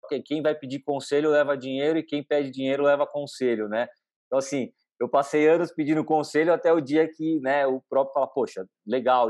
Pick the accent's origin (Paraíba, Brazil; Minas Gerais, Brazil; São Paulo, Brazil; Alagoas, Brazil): São Paulo, Brazil; eu nasci e cresci em São Paulo